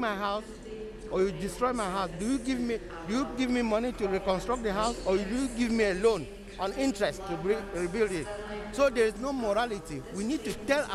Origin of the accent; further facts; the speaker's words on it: Cameroon; I came from Cameroon in Africa.